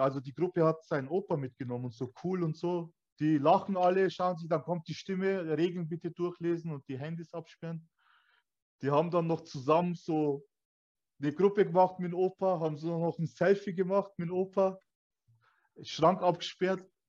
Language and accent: German; Weiden, Bavaria, Germany; ich bin Türke. Also ich bin hier geboren, aufgewachsen. Meine Eltern kamen damals aus Türkei.